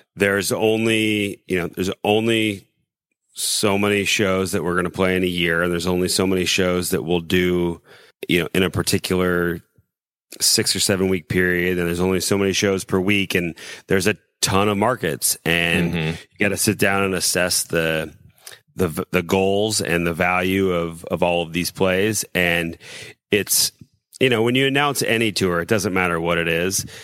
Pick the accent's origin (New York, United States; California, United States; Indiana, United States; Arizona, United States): Indiana, United States; South Bend; We we come from South Bend